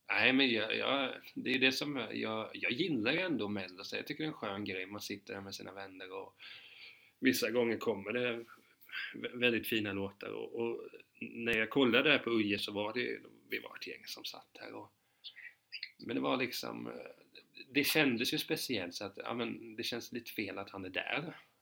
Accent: Hudiksvall, Gävleborg County, Sweden; jag är ju från Hudiksvred

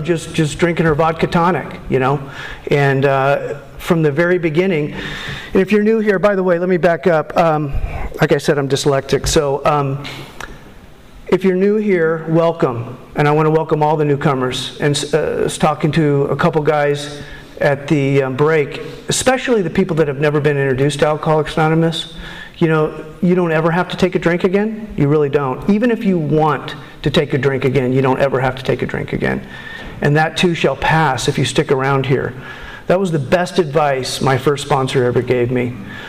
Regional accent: Huntington Beach, California, United States; also born or lived in Hawaii; I was born in Hawaii. I came from a military family, and which meant we moved a lot. And we left Hawaii when I was still pretty young, and moved to the mean streets of Huntington Beach. And I lived there most of my life.

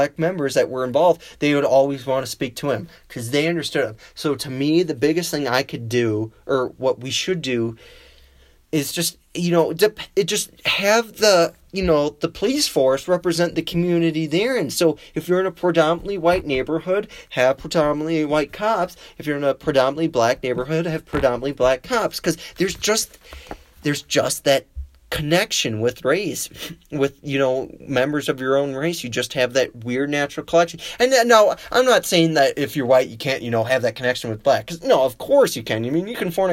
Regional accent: Wisconsin, United States; now in Colorado, United States; my home state of Wisconsin

